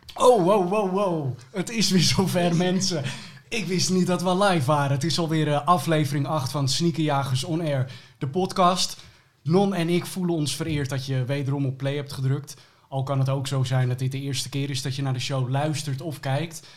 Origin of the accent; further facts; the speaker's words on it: Almere, Flevoland, Netherlands; ik ben opgegroeid in Almere